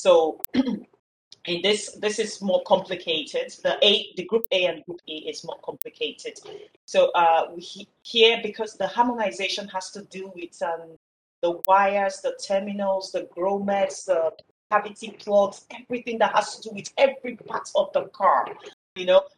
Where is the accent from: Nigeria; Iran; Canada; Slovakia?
Nigeria; now in Bulgaria; but I spent most of my life growing up in Nigeria, but now I've relocated to Bulgaria, and everything is good at the moment.